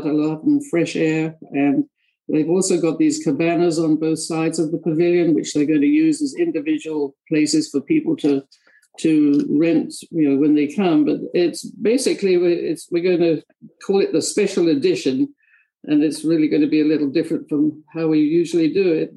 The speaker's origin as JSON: {"language": "English", "town": "Orpington", "region": "London", "country": "United Kingdom", "also_born_or_lived": "Tennessee", "moved": "as an adult", "lives_now": "United States", "said": "I'm actually from a place called Orpington in Kent, which is South London in England, obviously. But I came over here"}